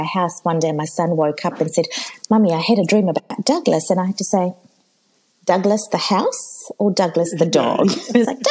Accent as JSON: {"language": "English", "region": "Auckland", "country": "New Zealand", "tie": "born or raised there", "also_born_or_lived": "Fiji", "said": "I grew up in South Auckland"}